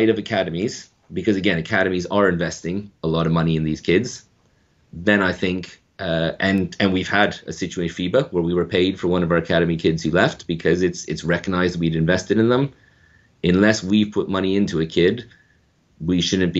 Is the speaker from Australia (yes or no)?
no; Canada; moved away as an adult; now in United Kingdom; I'm Canadian.